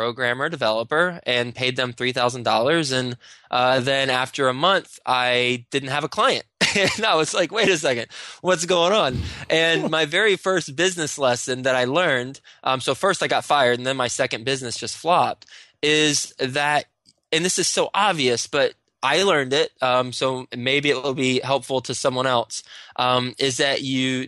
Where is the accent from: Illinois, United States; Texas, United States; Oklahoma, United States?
Texas, United States; moved away as an adult; now in New York City, United States; I'm from Texas